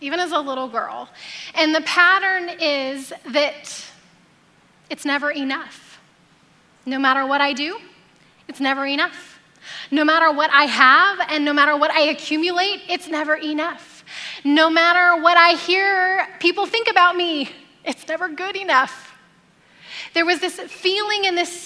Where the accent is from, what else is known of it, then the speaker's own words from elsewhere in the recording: Alabama, United States; now in Temecula, United States; I grew up in Alabama